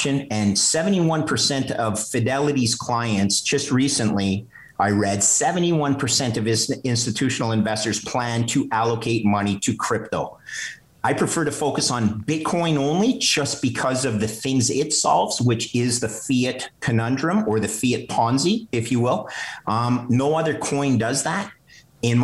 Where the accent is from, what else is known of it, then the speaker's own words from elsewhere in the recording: Montreal, Quebec, Canada; I grew up in Montreal